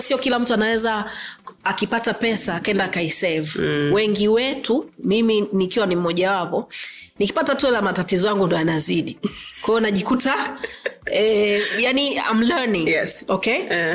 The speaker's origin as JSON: {"language": "Swahili", "area": "Meru", "region": "Arusha", "country": "Tanzania", "tie": "born or raised there", "said": "mimi ni mmeru kwetu ni arusha uh, my oldest memory ya meru is ku kukimbia kwenye uh, shamba la kahawa kwa babangu"}